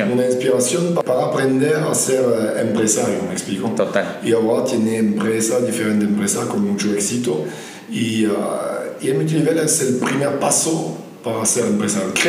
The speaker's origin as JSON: {"language": "Spanish", "country": "France", "second_language": "Spanish", "moved": "yes", "said": "yo, soy francés, vino de, Francia, de Europa, el viejo continente."}